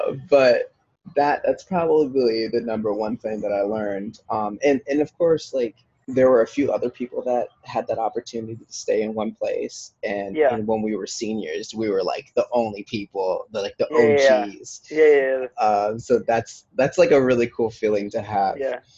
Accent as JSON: {"language": "English", "town": "Bad Kreuznach", "region": "Rhineland-Palatinate", "country": "Germany", "tie": "born or raised there", "said": "I am from Germany, as you know. I was born in Bad Kreuznach, which is a small little, it's actually kind of a medium-sized city. And it was half Germans and half Americans"}